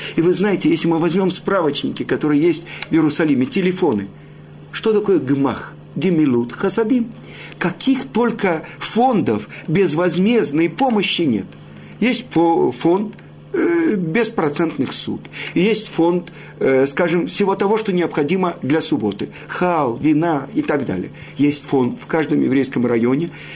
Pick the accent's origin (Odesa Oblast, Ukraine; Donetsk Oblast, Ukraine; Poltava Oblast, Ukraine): Odesa Oblast, Ukraine; Odesa; я родом из Одессы